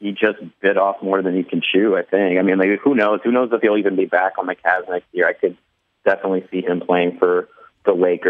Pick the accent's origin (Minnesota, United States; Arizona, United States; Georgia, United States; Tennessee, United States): Minnesota, United States; moved away as an adult; also born or lived in Albuquerque, New Mexico; now in Los Angeles, United States; I moved to Minnesota when I was a kid, so I don't think I was indoctrinated properly with Minnesota niceness.